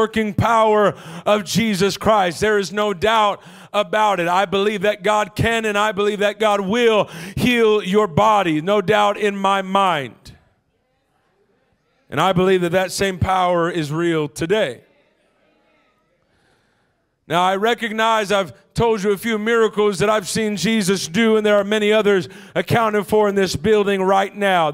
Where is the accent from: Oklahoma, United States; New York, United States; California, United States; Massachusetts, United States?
California, United States; Los Angeles; I'm from L.A.